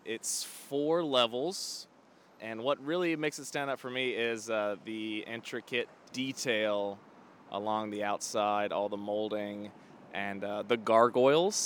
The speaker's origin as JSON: {"language": "English", "town": "Charlotte", "region": "North Carolina", "country": "United States", "moved": "as an adult", "lives_now": "Boston, United States", "said": "I moved from Charlotte, North Carolina"}